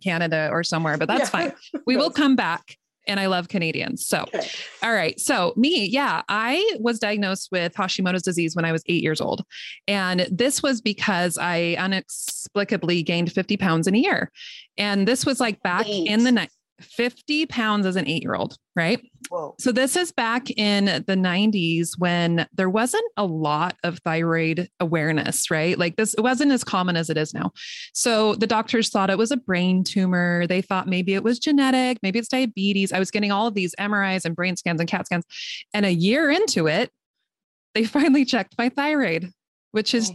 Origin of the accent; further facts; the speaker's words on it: Utah, United States; also born or lived in Northern California; now in California, United States; I'm from Utah originally